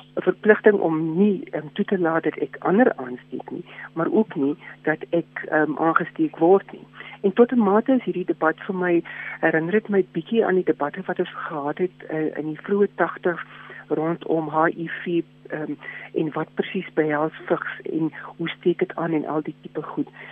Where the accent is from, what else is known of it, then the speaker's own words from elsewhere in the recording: South Africa; ons as Suid-Afrikaners